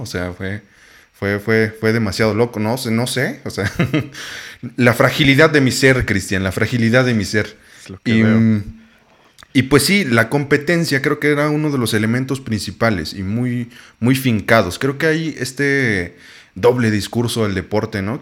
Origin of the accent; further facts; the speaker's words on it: Oaxaca, Mexico; yo soy de Oaxaca